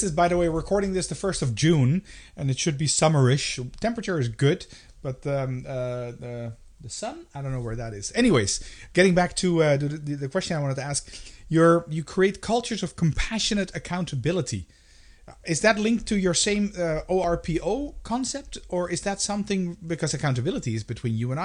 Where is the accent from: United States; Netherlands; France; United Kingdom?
Netherlands